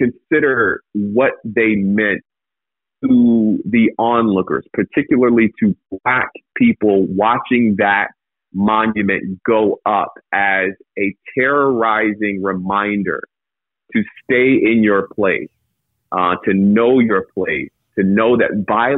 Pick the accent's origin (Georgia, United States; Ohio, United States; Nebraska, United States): Georgia, United States; Atlanta; as a Black man, I grew up in Atlanta, Georgia, family in Brunswick, Georgia, family in Macon, and Carrollton, and Madison